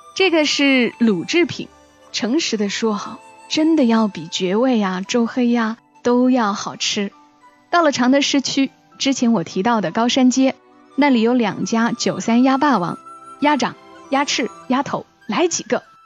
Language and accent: Chinese; Changsha, Hunan, China; 原本是长沙人